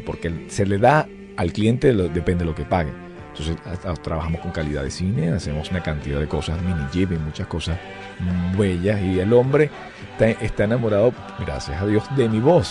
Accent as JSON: {"language": "Spanish", "town": "Valencia", "region": "Carabobo", "country": "Venezuela", "moved": "yes", "said": "yo soy de Valencia"}